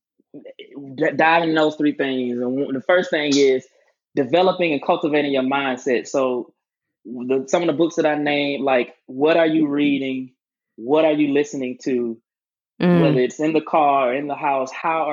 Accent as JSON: {"language": "English", "town": "Albany", "region": "Georgia", "country": "United States", "tie": "born or raised there", "moved": "as an adult", "lives_now": "Atlanta, United States", "said": "I specifically went back to my hometown and bought property on the same side of town both of my grandparents' houses are"}